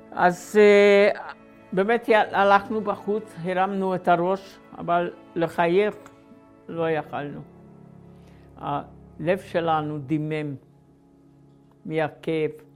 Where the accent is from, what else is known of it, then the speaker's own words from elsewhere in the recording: Slovakia; moved away; אני נולדתי בגרנטה ב-1930